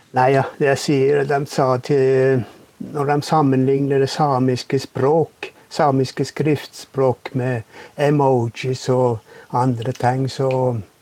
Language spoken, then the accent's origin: Norwegian; Masi, Finnmark, Norway; jeg er en person ifra Masi.